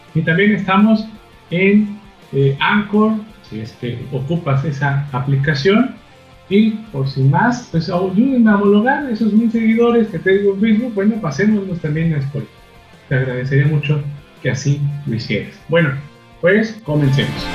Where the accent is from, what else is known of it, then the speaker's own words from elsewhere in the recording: Mexico; somos mexicanos o nuestra sangre latina